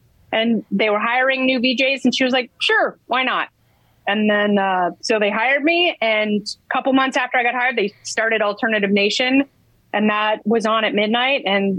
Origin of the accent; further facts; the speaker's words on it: Lake Oswego, Oregon, United States; moved away as an adult; also born or lived in Los Angeles; when I grew up in Lake Oswego, Oregon